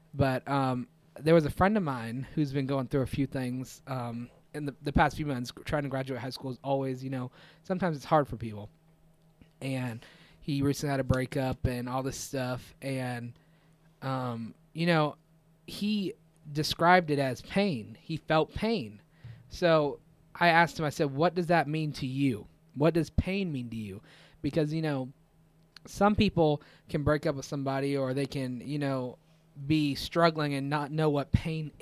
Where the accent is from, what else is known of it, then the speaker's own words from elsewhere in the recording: Apopka, Florida, United States; I'm from Apopka